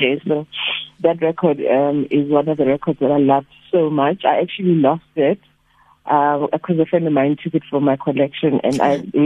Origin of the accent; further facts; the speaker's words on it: Dannhauser, KwaZulu-Natal, South Africa; I grew up in Dannhauser, a very small town